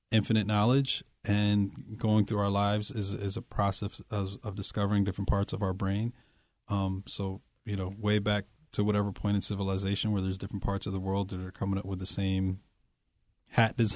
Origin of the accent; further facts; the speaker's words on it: Poughkeepsie, New York, United States; In Poughkeepsie.